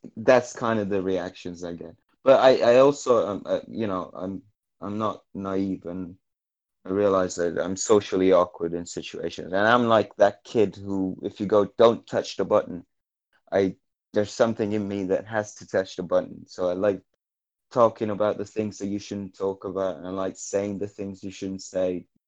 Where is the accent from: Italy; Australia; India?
Italy; Naples, Campania; I'm from Naples